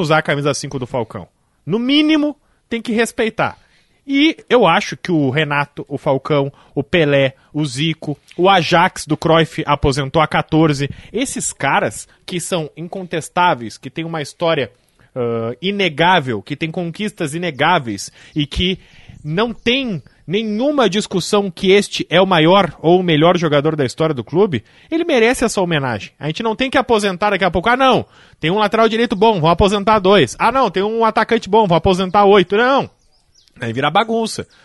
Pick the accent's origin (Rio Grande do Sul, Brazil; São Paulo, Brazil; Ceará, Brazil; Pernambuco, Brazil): Rio Grande do Sul, Brazil; Gaúcho; somos gaúchos